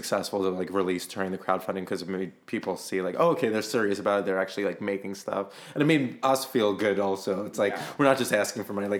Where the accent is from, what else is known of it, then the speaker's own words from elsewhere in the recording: New York City, New York, United States; moved away as an adult; I'm from Sheepshead Bay.